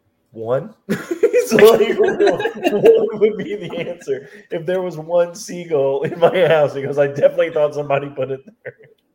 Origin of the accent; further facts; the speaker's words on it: Midwest, United States; I'm from the Midwest.